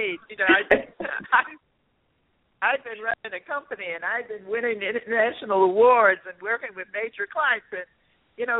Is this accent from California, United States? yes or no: no; Toledo, Ohio, United States; also born or lived in New York City; I was born in New York City, and I grew up in Toledo, Ohio, not far from Detroit.